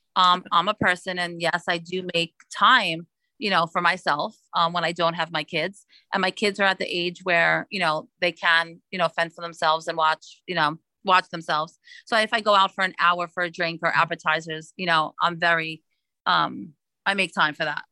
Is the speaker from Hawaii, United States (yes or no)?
no; New York City, New York, United States; moved away as an adult; now in West Palm Beach, United States; I am originally from Brooklyn, New York, but living in South Florida for 17 years.